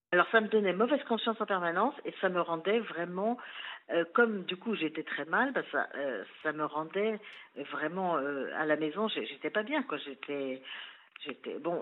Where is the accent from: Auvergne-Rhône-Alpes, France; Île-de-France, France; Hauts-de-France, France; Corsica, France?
Île-de-France, France; Versailles; born or raised there; also born or lived in Chambéry